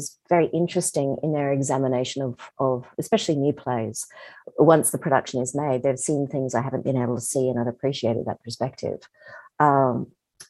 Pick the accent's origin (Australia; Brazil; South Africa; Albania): Australia; I'm Australian